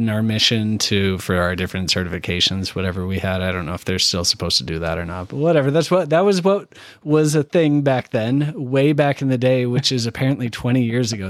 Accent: Canada; now in Indianapolis, United States; I'm from Canada

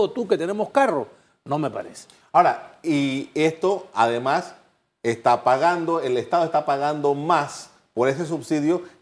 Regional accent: Panama

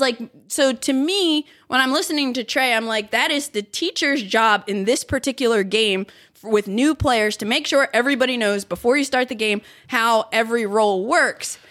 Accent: Philadelphia, Pennsylvania, United States; moved away; it's my hometown.

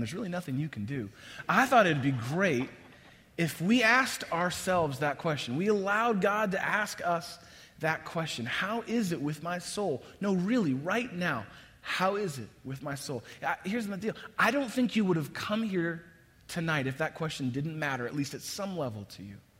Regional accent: across the bay from San Francisco, Northern California, United States; moved away as an adult; now in Chicago, United States; I grew up in Northern California. First half of my life, I spent just across the bay of San Francisco

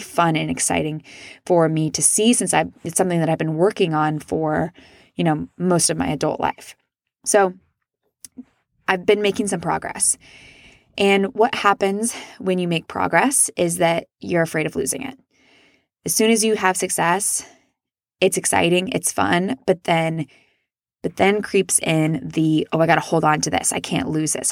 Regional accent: Midwest, United States; I was raised in the Midwest where it's not very polite to talk about yourself

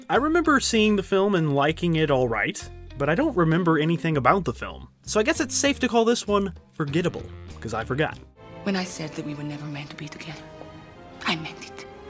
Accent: United States; I'm an American

